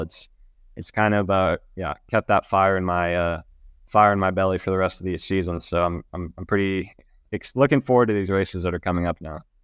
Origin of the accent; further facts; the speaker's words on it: United States; moved away as an adult; as an American rider trying to come over and, and race in Europe